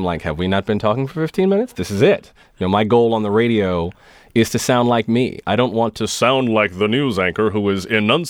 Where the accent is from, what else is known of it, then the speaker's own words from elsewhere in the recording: West Palm Beach, Florida, United States; In my hometown of West Palm Beach, Florida